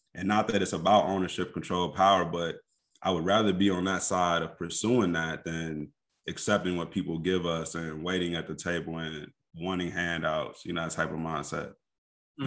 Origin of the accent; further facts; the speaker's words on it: Kankakee, Illinois, United States; moved away as an adult; also born or lived in Indianapolis, Indiana; now in Chicago suburbs, United States; I was born and raised in Kankakee